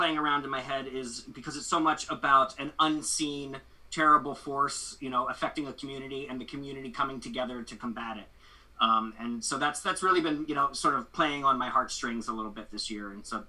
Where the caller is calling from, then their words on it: Delaware, United States; I'm zooming in from Hocus in Delaware, I went home to my family's house from New York for the holidays.